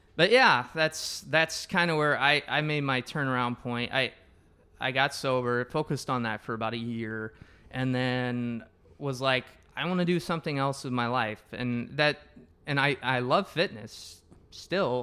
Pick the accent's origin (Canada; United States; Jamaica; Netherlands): United States; Wapello, Iowa; we're both from Wapello. It's a small town